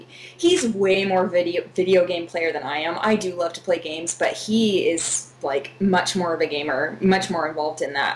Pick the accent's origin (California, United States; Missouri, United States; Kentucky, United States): California, United States; Fresno; moved away as an adult; now in Los Angeles, United States; I'm from Central California. I'm from, like, Fresno area.